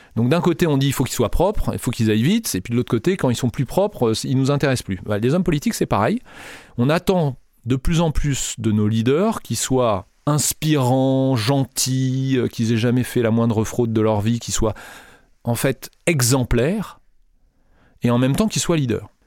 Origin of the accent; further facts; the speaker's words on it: France; nous en France